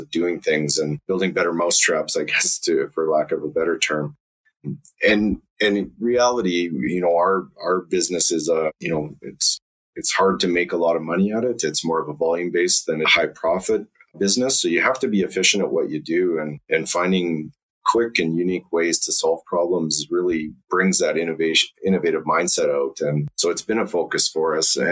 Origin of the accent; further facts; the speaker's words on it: Calgary, Alberta, Canada; I grew up in Calgary, so I'm native Calgarian, or just outside of Calgary, actually, on a farm